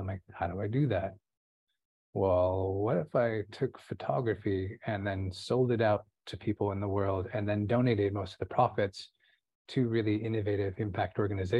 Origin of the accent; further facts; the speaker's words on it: Santa Barbara, California, United States; I was born in Santa Barbara